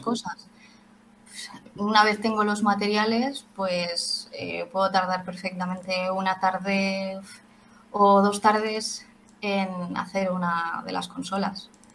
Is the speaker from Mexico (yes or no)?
no; Valencia, Valencian Community, Spain; Somos de Valencia